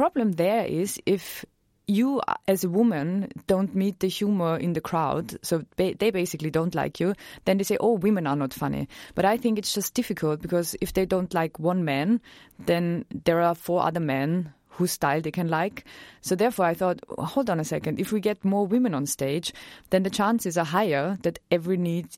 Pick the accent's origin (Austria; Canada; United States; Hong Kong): Austria; English is a second language; moved away; I'm from Austria, so this accent is actually real.